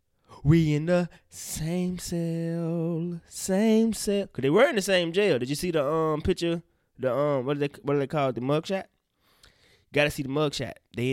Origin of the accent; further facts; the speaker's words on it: the South, United States; See, I'm from the South, for real, for real.